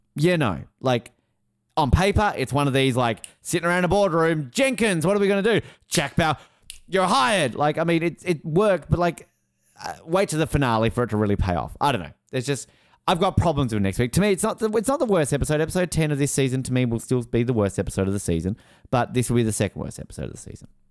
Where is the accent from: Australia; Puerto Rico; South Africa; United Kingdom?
Australia; I'm Australian.